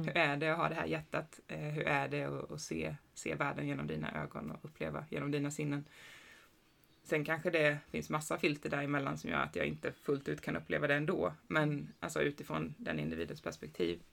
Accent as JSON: {"language": "Swedish", "country": "Sweden", "tie": "born or raised there", "said": "jag är också född i, i Sverige"}